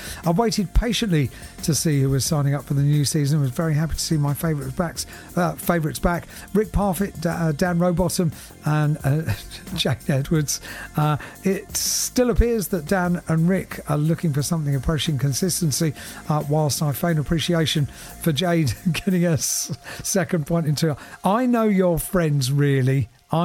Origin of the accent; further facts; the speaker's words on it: England, United Kingdom; accent: northern English; Unfortunately, the locals love my northern accent, so I didn't get far with the challenge.